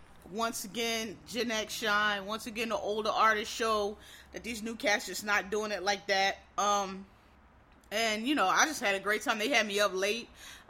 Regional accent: Philadelphia, Pennsylvania, United States; now in Harlem, United States; I live in Harlem, but I'm from Philly. I'm not born and raised.

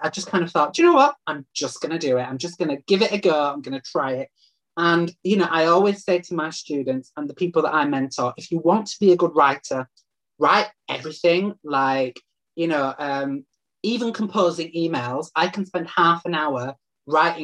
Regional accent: Leeds, Yorkshire and the Humber, United Kingdom; moved away as an adult; now in Manchester, United Kingdom; my hometown of Leeds

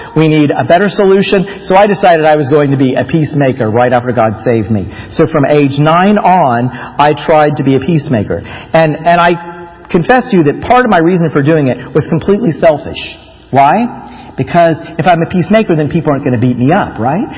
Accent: Florida, United States; moved away as an adult; also born or lived in Taiwan; I grew up in Florida

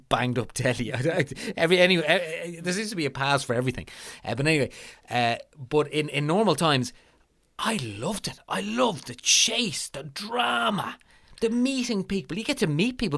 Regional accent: Ireland; as Irish people

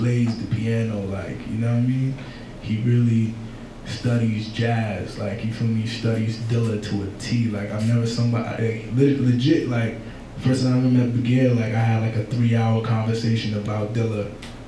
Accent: New York City, New York, United States; I'm from Brooklyn

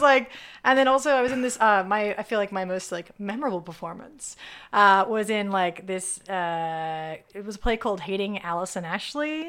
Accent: Sydney, New South Wales, Australia; moved away as an adult; also born or lived in Pittsburgh, United States; now in Los Angeles, United States; Sydney, Australia is my home

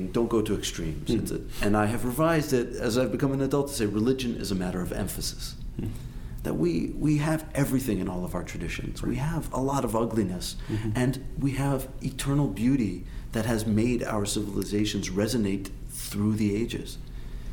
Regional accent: Los Angeles, California, United States; being raised in the heart of the American middle-class Jewish community in America, I'm from Los Angeles.

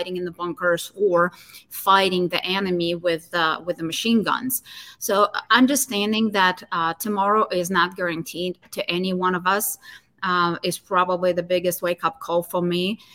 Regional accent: Ukraine; moved away; my hometown, in my home country.

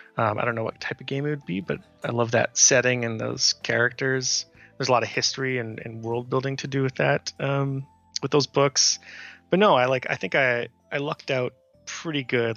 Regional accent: Canada; moved away as an adult; now in United States; for me as a Canadian, it's being able to go to hockey games for cheap

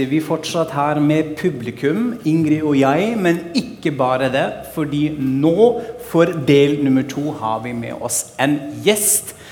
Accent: Frankfurt, Hesse, Germany; now in Norway; Frankfurt er jo min hjemby, som jeg maser om i podkasten hele tida

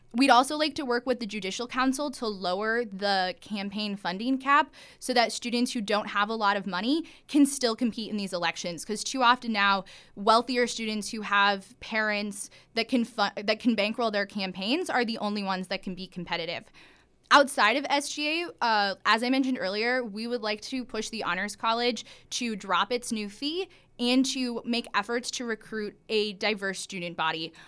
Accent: Iowa, United States; moved away; I'm from Iowa, which is the first in the nation caucus state

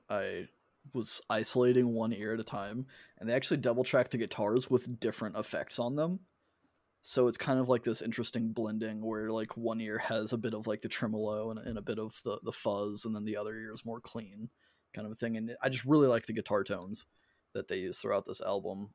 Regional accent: United States; me being an American

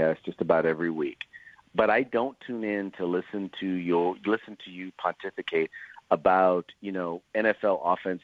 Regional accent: Northern California, United States; I hail from Northern California

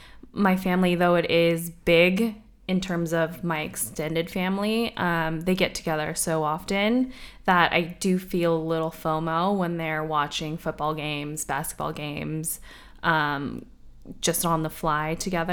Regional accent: San Diego, California, United States; now in San Francisco, United States; Southern California.

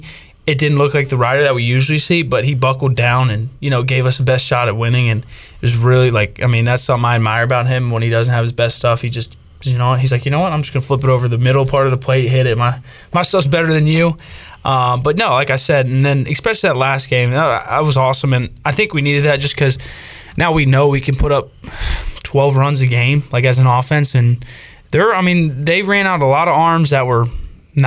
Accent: Northern Virginia, United States; I grew up in Northern Virginia, and our summer baseball league wasn't great

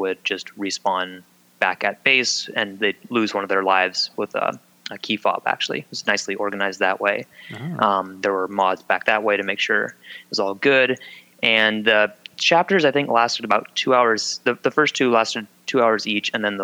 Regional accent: Pacific Northwest, United States; we're all from the Pacific Northwest

